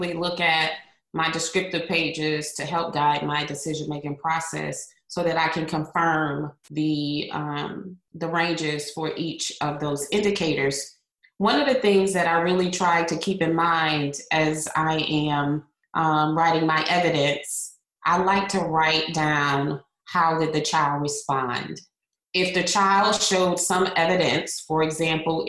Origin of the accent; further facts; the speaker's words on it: Hartford, Connecticut, United States; now in Florida, United States; I am originally from Hartford, Connecticut, And I currently live in the Sunshine State of Florida